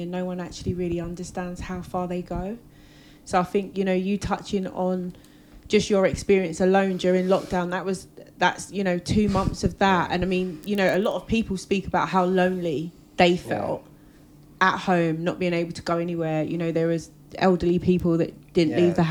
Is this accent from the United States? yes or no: no; England, United Kingdom; when you're raised in England